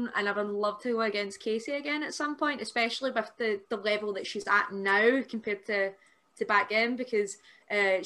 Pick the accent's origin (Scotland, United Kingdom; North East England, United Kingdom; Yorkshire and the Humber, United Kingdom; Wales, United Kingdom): Scotland, United Kingdom; Airdrie; the show that I did at the Airdrie Town Hall, because that's my hometown